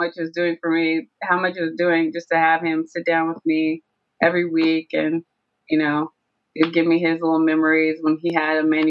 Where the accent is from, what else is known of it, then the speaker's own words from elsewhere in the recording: Tennessee, United States; moved away as an adult; also born or lived in Georgia; I went down to Tennessee where we all grew up, to my hometown